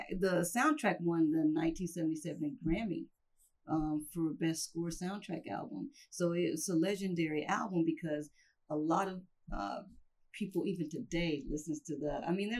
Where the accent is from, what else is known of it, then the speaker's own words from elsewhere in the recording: South Carolina, United States; It's in my home state.